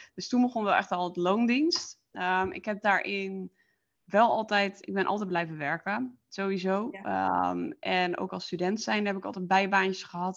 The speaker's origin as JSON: {"language": "Dutch", "region": "Friesland", "country": "Netherlands", "tie": "born or raised there", "moved": "as an adult", "said": "ik eh, kom oorspronkelijk uit Friesland"}